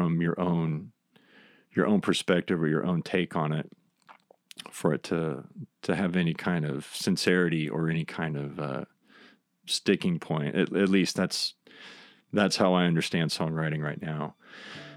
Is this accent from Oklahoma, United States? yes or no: yes; Rogers County, Oklahoma, United States; I grew up in Rogers County, and that was like our field trip